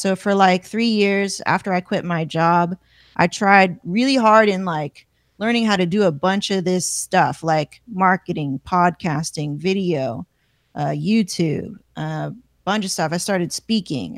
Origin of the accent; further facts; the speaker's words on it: Palmdale, California, United States; I come from Palmdale